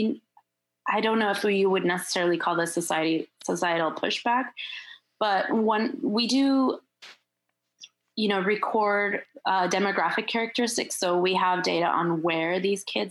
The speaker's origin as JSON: {"language": "English", "country": "Turkey", "also_born_or_lived": "Michigan", "moved": "yes", "said": "I'm also from Turkey"}